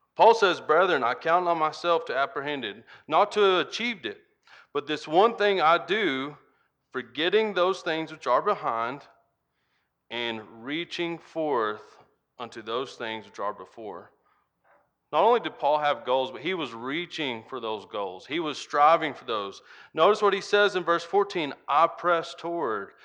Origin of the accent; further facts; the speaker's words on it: United States; accent: Hick; when I came back to the farm and started spending more time with my family, my Hick accent kinda got a lot bigger.